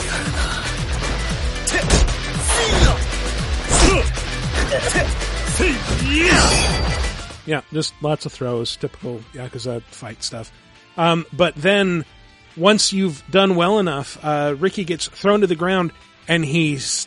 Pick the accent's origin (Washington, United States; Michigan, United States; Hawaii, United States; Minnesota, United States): Washington, United States; I was in Washington